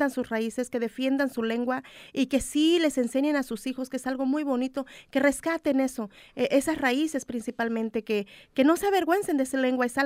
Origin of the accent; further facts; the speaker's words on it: Mexico; México es hermoso, me encanta México, orgullosamente de, mi, de mis raíces, de mi tierra